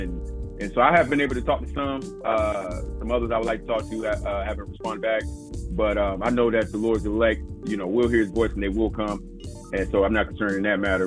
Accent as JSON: {"language": "English", "region": "South Carolina", "country": "United States", "said": "I'm originally from South Carolina"}